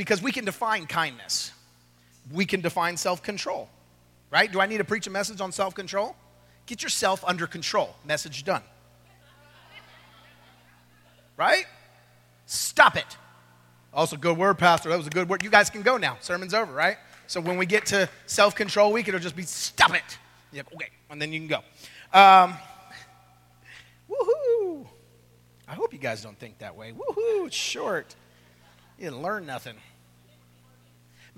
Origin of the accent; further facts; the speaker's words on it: California, United States; now in Oklahoma City, United States; I'm from California